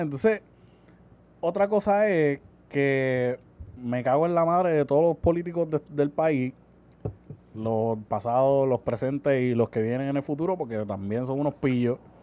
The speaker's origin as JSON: {"language": "Spanish", "country": "Puerto Rico", "said": "yo como ciudadano, como puertorriqueño"}